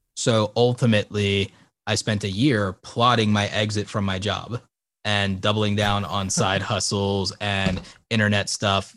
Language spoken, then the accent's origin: English; New York, United States; I was born in New York